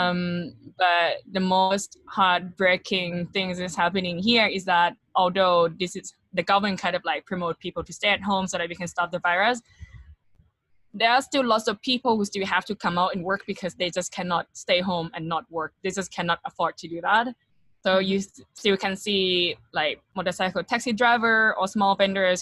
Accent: Thailand; now in Bangkok, Thailand; I'm from Thailand.

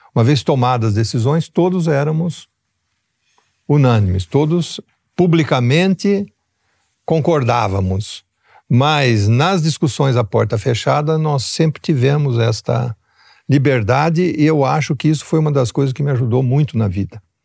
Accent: São Paulo, Brazil; also born or lived in Ribeirão Preto; eu vim de uma pequena cidade do interior de São Paulo, onde nós tivemos a vantagem de termos uma educação básica de excelente qualidade

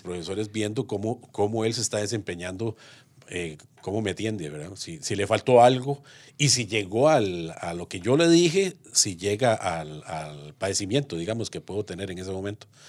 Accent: Moravia, San José, Costa Rica; Yo soy moraviano, moraviano de cepa

